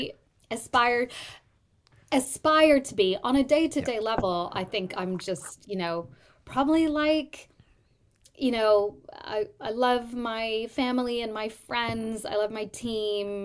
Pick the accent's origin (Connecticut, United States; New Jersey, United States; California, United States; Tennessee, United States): California, United States; San Jose; moved away as an adult; also born or lived in New York; now in London, United Kingdom; Born and raised in Silicon Valley around San Jose, California.